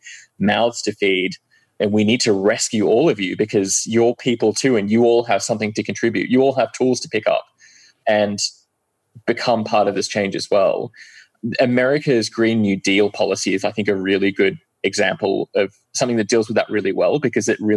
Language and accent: English; Australia; moved away as an adult; also born or lived in London, United Kingdom; now in Oslo, Norway; I was 8 years old when I moved away from London to Australia